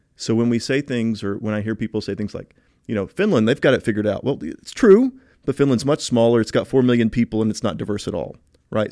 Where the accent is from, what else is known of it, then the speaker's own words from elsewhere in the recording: Tennessee, United States; Growing up in Tennessee